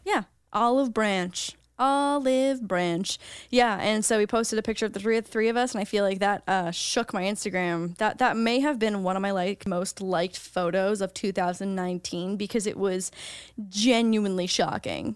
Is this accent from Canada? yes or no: yes; Canada; now in United States; as a Canadian